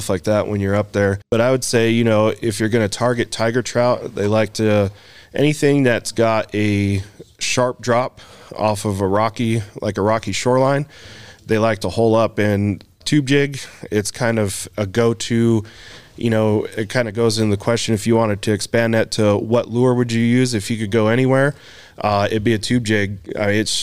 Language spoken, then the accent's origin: English; Door County, Wisconsin, United States; also born or lived in Colorado; now in Wyoming, United States; I grew up in Door County, Wisconsin, which is kind of the fishing mecca of the United States.